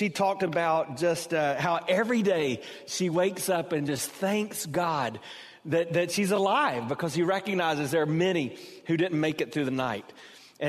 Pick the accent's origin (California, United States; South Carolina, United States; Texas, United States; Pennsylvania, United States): South Carolina, United States; growing up in South Carolina, we had kind of a southern twist on it.